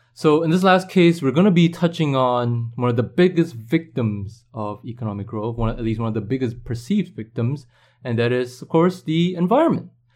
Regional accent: Singapore

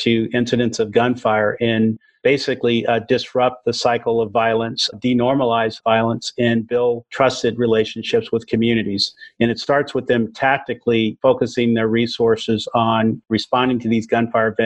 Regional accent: Oakland, California, United States; growing up in East Oakland, where I saw the issues of violence

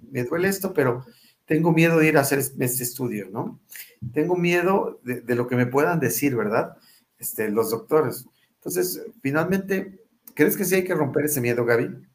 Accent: Mexico; yo llegué como buen mexicano

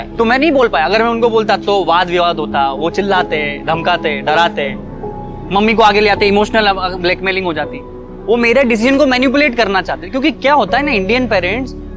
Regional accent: Ahmedabad, Gujarat, India; मैं अहमदाबाद से हूँ

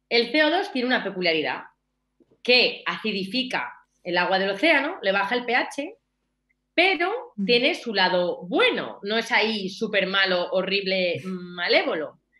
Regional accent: Albacete, Castilla-La Mancha, Spain; Que yo en realidad soy de Albacete, eh, yo soy de Albacete. El jamón me lo llevo de Albacete, me lo llevaba en aquel momento de Albacete y el queso.

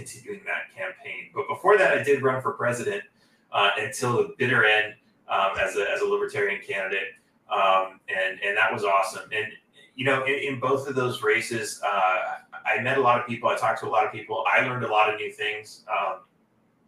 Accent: California, United States; now in Texas, United States; growing up in California

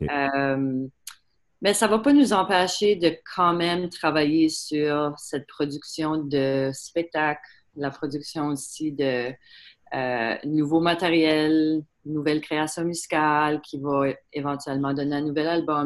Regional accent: Prince Edward Island, Canada; c'est sûr qu'on est acadien

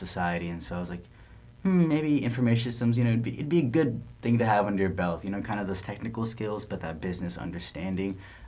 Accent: San Diego, California, United States; also born or lived in Mountain View, California; I grew up in San Diego

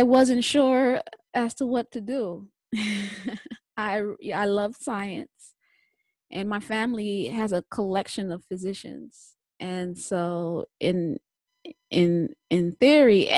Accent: New York, United States; I'm from New York.

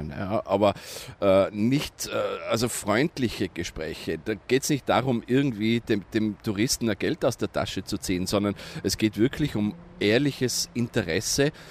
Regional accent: Innsbruck, Tyrol, Austria; now in Tehran, Iran; Ja, ich bin aus Innsbruck.

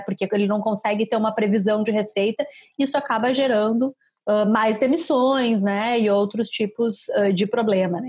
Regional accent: Caxias do Sul, Rio Grande do Sul, Brazil; moved away; eu sou de Caxias

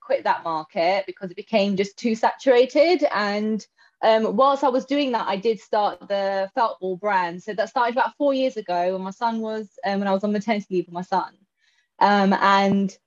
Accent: London, United Kingdom; now in Milton Keynes, United Kingdom; I am from Milton Keynes, but originally from London.

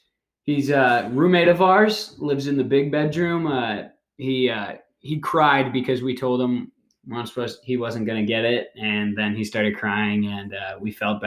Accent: Erie, Pennsylvania, United States; I'm from Erie, PA.

